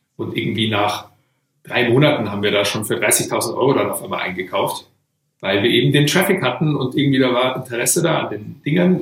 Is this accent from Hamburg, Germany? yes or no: no; Weilheim in Oberbayern, Bavaria, Germany; also born or lived in Oregon, United States / Boston, United States; bin aufgewachsen hier in Weilheim in Oberbayern